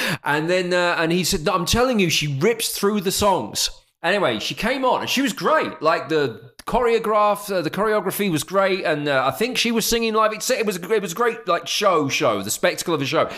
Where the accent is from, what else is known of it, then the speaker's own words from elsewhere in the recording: Essex, East of England, United Kingdom; I grew up in Essex